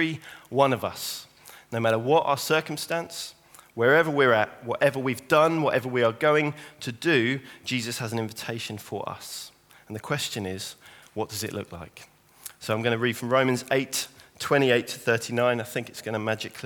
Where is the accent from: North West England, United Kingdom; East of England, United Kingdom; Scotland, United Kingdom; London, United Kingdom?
East of England, United Kingdom; St Albans; moved away; I'm from St. Albans, born and raised in St. Albans